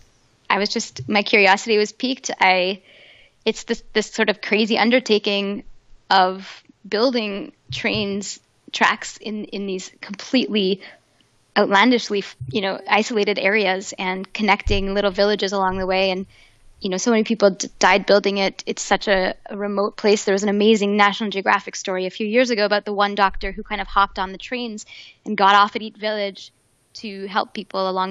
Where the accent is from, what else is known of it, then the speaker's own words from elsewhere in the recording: Canada; also born or lived in Quebec; I'm from Canada, so I went to McGill Law School